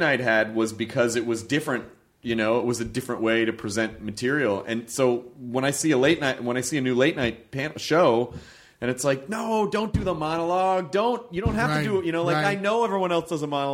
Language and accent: English; United Kingdom; moved away; I'm British